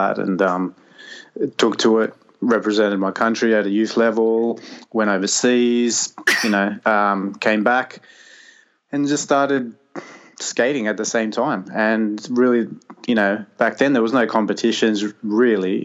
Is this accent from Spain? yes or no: yes; Madrid, Community of Madrid, Spain; I'm from Madrid. I was born in Madrid